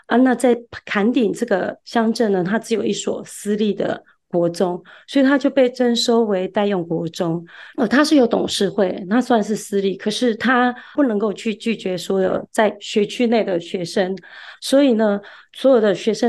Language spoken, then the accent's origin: Chinese; Kaohsiung, Taiwan; also born or lived in Tainan, Taiwan / Chaozhou, Pingtung, Taiwan; 其实我是出生在台南，然后呃七岁的时候搬家搬到高雄，那在高雄读书，那在高雄长大，毕业之后也有在高雄工作，